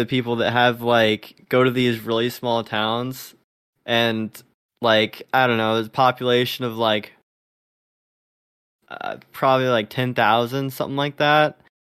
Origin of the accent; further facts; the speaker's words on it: Lubbock, Texas, United States; I'm from Lubbock.